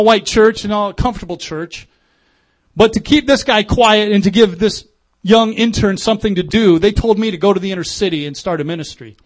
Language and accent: English; Des Moines, Iowa, United States; now in Minnesota, United States; growing up in Des Moines, I knew Sixth and University